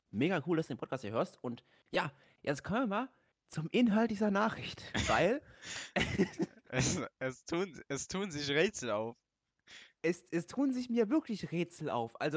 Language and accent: German; Austria; Moin, ich bin aus Österreich und warum kennst du kein Pesto?